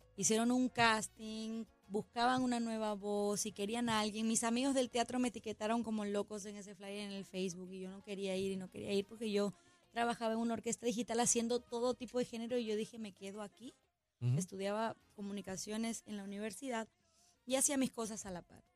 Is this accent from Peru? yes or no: yes; Peru; en mi país hay un montón